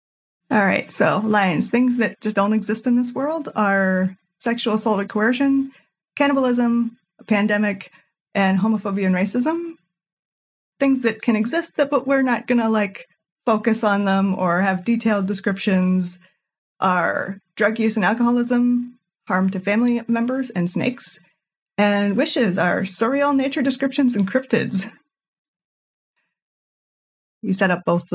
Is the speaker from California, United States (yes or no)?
no; North Carolina, United States; I'm from North Carolina in the southeastern U.S.